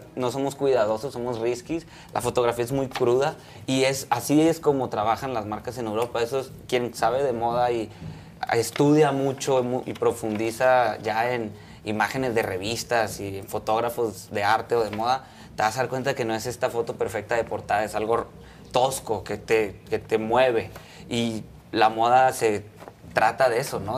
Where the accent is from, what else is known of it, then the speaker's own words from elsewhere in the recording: Culiacán, Sinaloa, Mexico; now in Mexico City, Mexico; yo soy de Culiacán, y yo me vine a la Ciudad de México